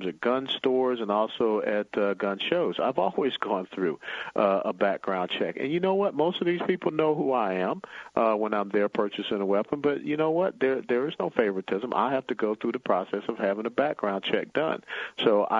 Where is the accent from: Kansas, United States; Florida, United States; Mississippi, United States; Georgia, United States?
Georgia, United States; Atlanta; moved away as an adult; now in Dallas, United States; I was born and raised in Atlanta at Hugh Spaulding Hospital, graduated from Grady High School